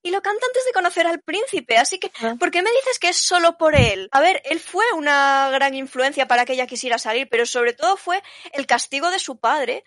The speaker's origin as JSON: {"language": "Spanish", "country": "Spain", "said": "yo soy española"}